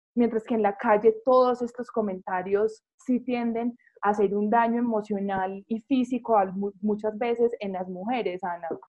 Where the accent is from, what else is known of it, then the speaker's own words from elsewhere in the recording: Medellín, Antioquia, Colombia; yo soy de Medellín